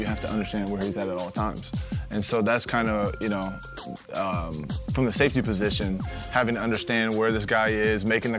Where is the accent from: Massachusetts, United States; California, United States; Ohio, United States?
Ohio, United States; There was a few of them. I'm from Northwest Ohio. And, you know, some great football around there.